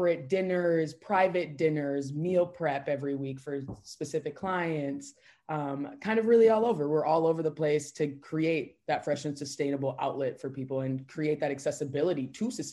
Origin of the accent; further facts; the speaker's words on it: St. Louis Park, Minnesota, United States; I grew up in Minneapolis, Minnesota, St. Louis Parks, to be specific, surrounding neighborhood